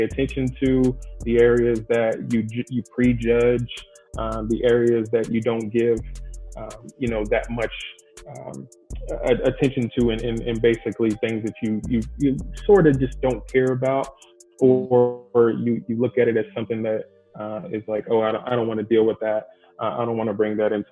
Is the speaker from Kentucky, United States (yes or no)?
yes; Louisville, Kentucky, United States; moved away as an adult; also born or lived in Bowling Green, Kentucky; now in Arizona, United States; I'm originally from Louisville, Kentucky